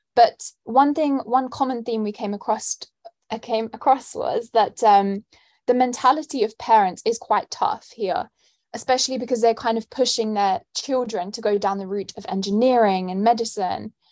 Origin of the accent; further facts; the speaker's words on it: London, United Kingdom; moved away as an adult; now in St Andrews, United Kingdom; I'm born and raised in London, as you can tell by my accent